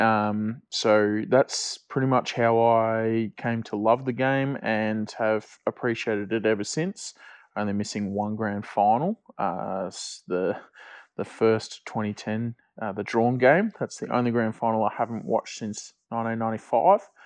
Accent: Victoria, Australia; I am born and bred in Victoria

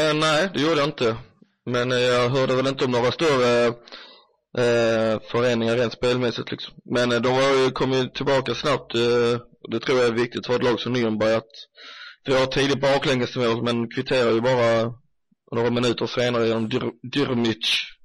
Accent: Sweden; oss svenskar som följer Bundesliga

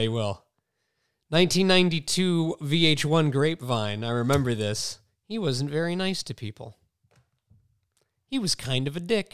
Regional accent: Mystic, Connecticut, United States; I grew up in Mystic where there's just mad seafood everywhere

